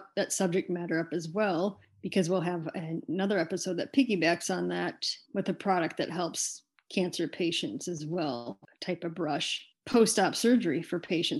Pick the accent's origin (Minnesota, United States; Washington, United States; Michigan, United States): Michigan, United States; now in Pacific Northwest, United States; in my home state of Michigan